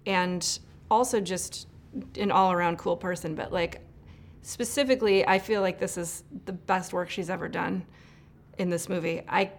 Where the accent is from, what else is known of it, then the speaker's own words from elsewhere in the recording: Illinois, United States; moved away as an adult; now in Los Angeles, United States; growing up in Illinois. And then I moved out to LA to work in the film business